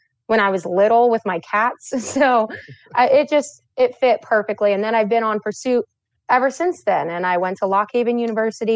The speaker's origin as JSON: {"language": "English", "town": "Coatesville", "region": "Pennsylvania", "country": "United States", "tie": "born or raised there", "said": "I actually grew up in Coatesville, Pennsylvania, so probably about 45 minutes outside southwest of the city"}